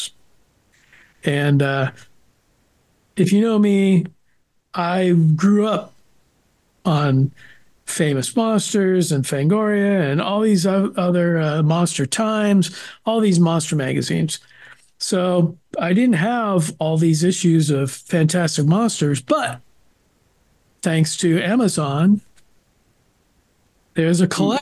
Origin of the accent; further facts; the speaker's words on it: San Francisco Bay Area, California, United States; I grew up in the San Francisco Bay Area